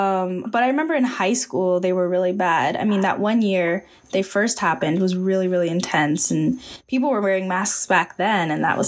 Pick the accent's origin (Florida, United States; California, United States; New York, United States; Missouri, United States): California, United States; Bay Area; I loved growing up in the Bay Area, because you just have so much nature around you.